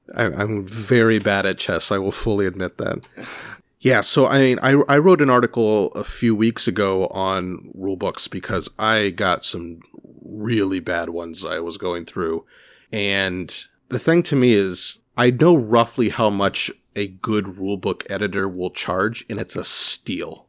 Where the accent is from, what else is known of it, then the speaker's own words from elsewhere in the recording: California, United States; now in Boston, United States; I'm from California